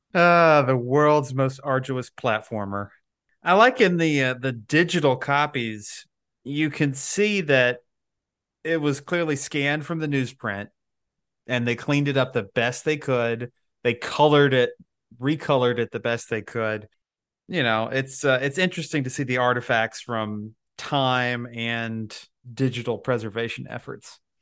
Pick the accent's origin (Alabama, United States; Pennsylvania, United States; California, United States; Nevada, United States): Alabama, United States; I'm from Alabama